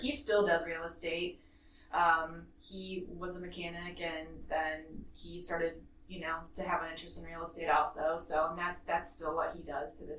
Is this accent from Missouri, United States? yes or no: yes; Kansas City, Missouri, United States; now in Charleston, United States; I was born in Kansas City, Missouri